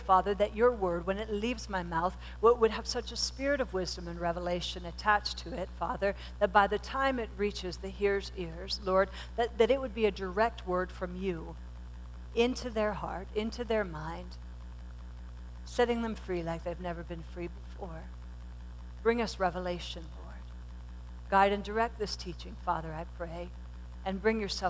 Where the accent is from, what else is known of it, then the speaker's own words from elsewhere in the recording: Pennsylvania, United States; I was born and raised in Pennsylvania, and we lived on this rural highway